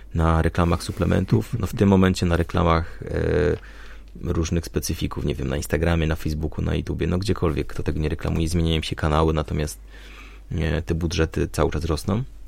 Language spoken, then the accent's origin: Polish; Silesian Voivodeship, Poland; ja pochodzę ze Śląska